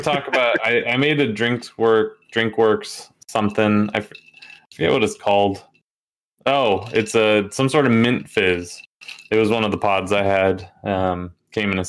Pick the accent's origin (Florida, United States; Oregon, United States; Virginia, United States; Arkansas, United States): Oregon, United States; I'm from Oregon